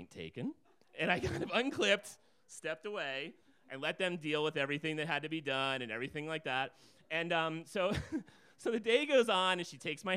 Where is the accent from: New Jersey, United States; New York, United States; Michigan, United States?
New Jersey, United States; now in Alaska, United States; I'm originally from New Jersey.